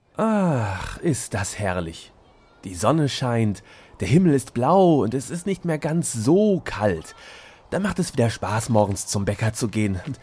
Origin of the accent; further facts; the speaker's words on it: Hamm, North Rhine-Westphalia, Germany; meine Heimatstadt Hamm